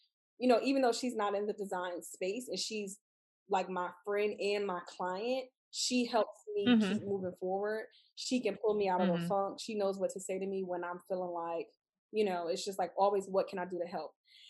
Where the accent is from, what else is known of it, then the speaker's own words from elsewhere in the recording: Houston, Texas, United States; and we're both from Houston.